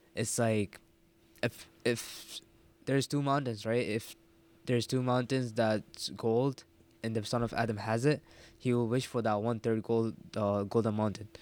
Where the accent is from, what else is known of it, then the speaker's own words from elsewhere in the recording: Egypt; moved away; also born or lived in Jordan / Sri Lanka; most of my schooling was in Egypt